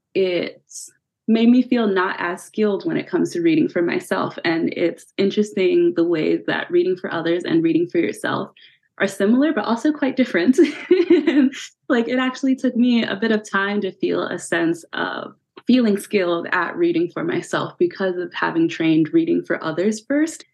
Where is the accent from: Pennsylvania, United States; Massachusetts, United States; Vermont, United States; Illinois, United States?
Pennsylvania, United States; now in California, United States; I'm originally from Pennsylvania